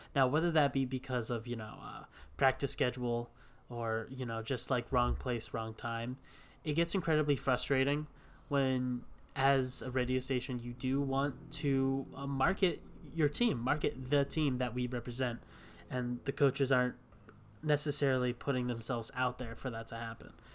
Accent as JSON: {"language": "English", "region": "Hawaii", "country": "United States", "said": "we're both from Hawaii"}